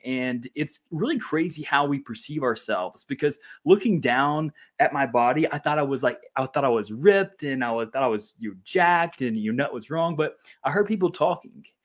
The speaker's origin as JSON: {"language": "English", "region": "Louisiana", "country": "United States", "tie": "born or raised there", "said": "I grew up in Louisiana"}